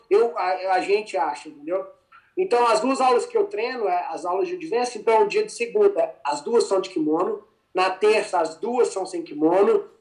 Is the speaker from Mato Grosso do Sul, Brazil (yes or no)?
no; Formiga, Minas Gerais, Brazil; moved away as an adult; also born or lived in Poços de Caldas, Brazil; now in United States; eu sou de Minas, da uma cidade que chama Formiga